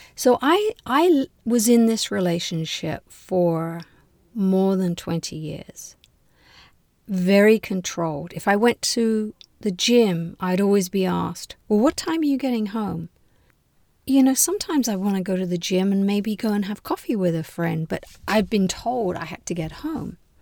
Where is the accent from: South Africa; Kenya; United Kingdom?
United Kingdom; London; moved away as an adult; now in United States; I was born in London and finished university in London.